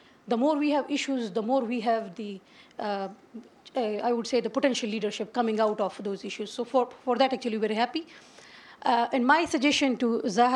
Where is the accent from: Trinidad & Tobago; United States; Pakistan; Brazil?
Pakistan; from Pakistan